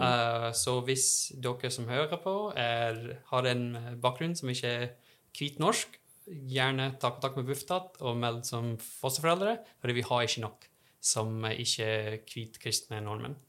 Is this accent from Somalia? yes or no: no; Texas, United States; Norwegian is a second language; moved away as an adult; now in Trondheim, Norway; Jeg kommer fra Texas